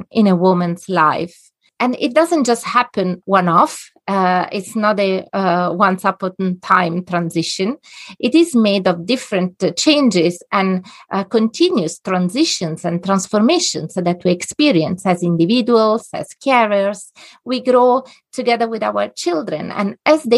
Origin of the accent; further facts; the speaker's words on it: a little town between Rome and Naples, Lazio, Italy; moved away as an adult; now in Netherlands; I'm Italian by origin. I come from a little town between Rome and Naples on the seaside